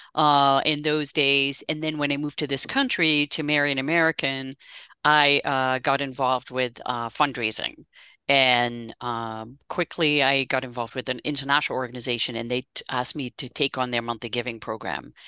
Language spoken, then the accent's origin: English; Netherlands; moved away as an adult; now in United States; I'm actually Dutch originally, and I'm celebrating 30 years in this country uh, this coming April and uh, so I moved here from the Netherlands.